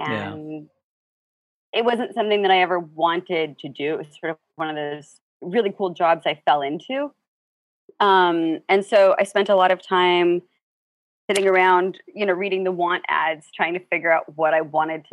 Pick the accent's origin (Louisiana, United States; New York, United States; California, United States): California, United States; Los Angeles; I grew up in Los Angeles